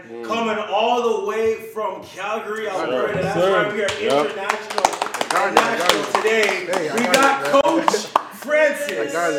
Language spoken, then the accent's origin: English; Jamaica; I'm a Jamaican, man.